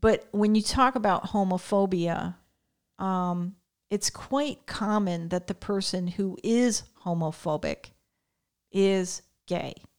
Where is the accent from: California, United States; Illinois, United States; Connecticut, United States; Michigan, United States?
Connecticut, United States; I grew up in Connecticut